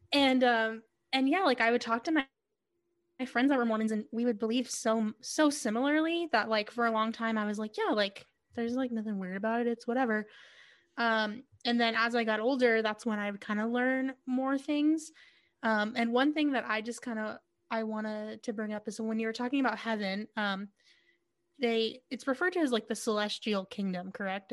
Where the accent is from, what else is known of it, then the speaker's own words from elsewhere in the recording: Yuma, Arizona, United States; when I was growing up in Yuma